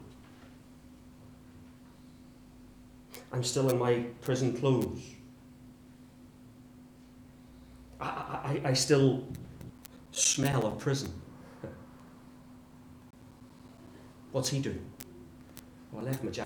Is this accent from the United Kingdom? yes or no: yes; England, United Kingdom; we're English